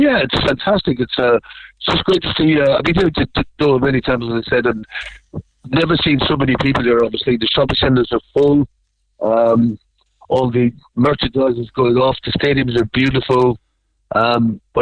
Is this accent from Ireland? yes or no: yes; Youghal, Munster, Ireland; I'm from the best town in Ireland. I'm from York